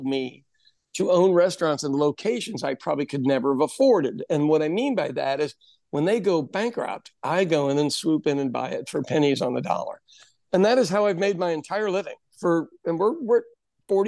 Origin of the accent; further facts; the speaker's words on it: Midwest, United States; also born or lived in West Coast; I'm from the Midwest, the center part of the country, and I'd lived out on the West Coast.